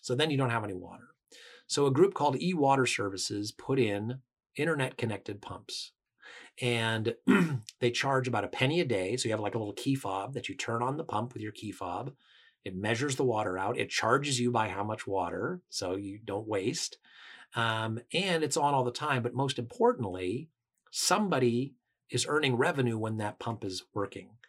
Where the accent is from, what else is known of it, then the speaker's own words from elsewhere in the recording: Washington, United States; I come from Washington State, which is a very, uh, environmentally oriented state